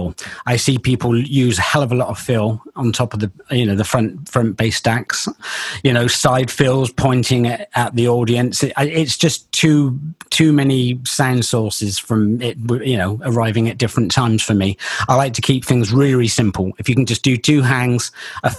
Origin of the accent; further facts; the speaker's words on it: Bristol, South West England, United Kingdom; accent: Bristol; my Bristol accent comes out every now and again. It took me years to try and hide it, but it just does come out occasionally.